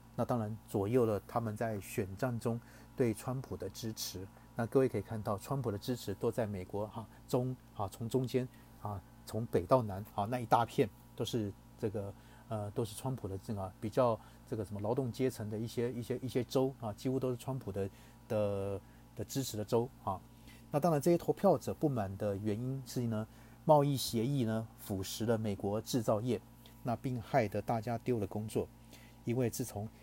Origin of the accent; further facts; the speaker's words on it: Taiwan; 我们台湾人讲就是什么带赛带到啊